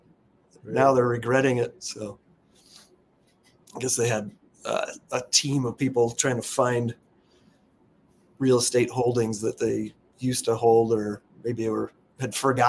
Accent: Alaska, United States; I'm actually from Alaska, born and raised

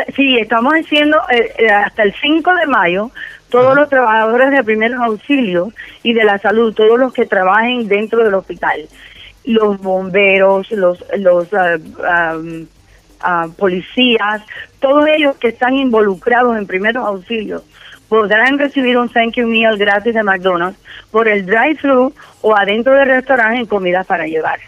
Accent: Havana, Cuba; also born or lived in New York, United States; now in Houston, United States; Nací en La Habana

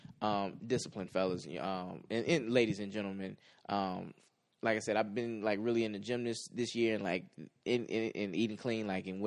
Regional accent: Midwest, United States; I'm from the Midwest.

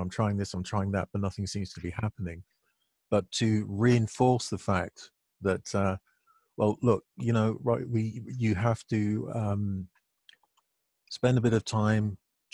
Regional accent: London, United Kingdom; I'm from London, UK. That's where I'm from

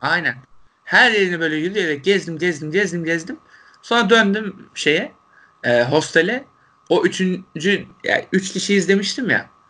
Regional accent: Turkey; Türkiye'den gelen Türkler olduğumuzu

